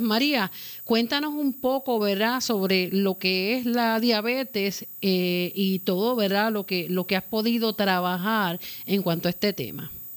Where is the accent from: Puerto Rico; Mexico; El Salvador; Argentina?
Puerto Rico; como puertorriqueños, como latinoamericanos